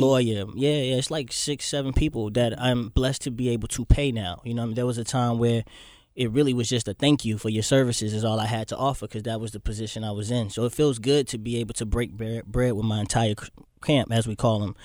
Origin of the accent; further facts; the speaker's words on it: Florida, United States; moved away as an adult; also born or lived in Boynton Beach, Florida / Miami, Florida / Fort Lauderdale, Florida / Orlando, Florida; I was born in Boynton Beach, Florida, actually. Small city in Florida, but I lived all over Florida.